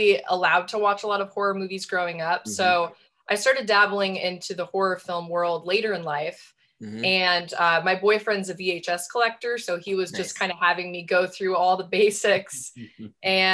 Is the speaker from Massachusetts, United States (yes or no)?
no; Nebraska, United States; moved away as an adult; now in near New York City, United States; I'm from Nebraska originally.